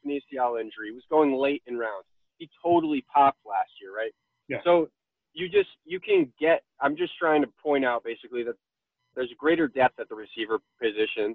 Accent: Connecticut, United States; I grew up in Connecticut

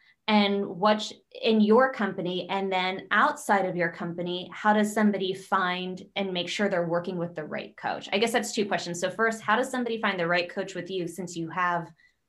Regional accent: Pennsylvania, United States; accent: hard O, Pennsylvania; If I were to change my voice from my hard O, Pennsylvania, I would probably want to work with a coach that understands my accent

